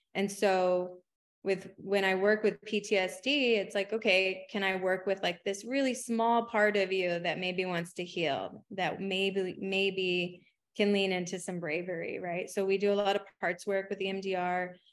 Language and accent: English; San Antonio, Texas, United States; I grew up in poverty in San Antonio